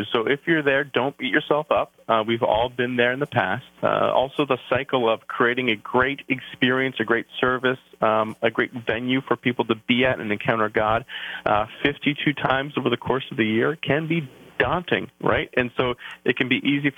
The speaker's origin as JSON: {"language": "English", "country": "Canada", "accent": "outs and abouts", "moved": "as an adult", "lives_now": "New Jersey, United States", "said": "I'm a Canadian"}